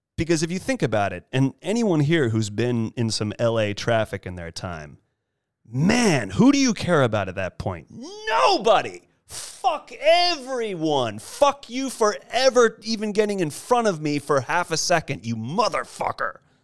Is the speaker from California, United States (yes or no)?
yes; Monterey Peninsula, California, United States; now in Los Angeles, United States; I'm originally from the Monterey Peninsula